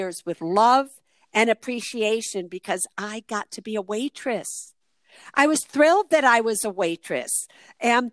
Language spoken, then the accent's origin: English; Chicago, Illinois, United States; moved away as an adult; also born or lived in Berkeley, California; I was from Chicago at the time